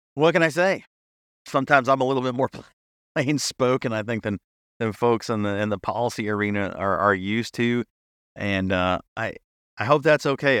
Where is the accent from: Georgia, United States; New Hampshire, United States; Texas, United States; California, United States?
New Hampshire, United States; my home state of New Hampshire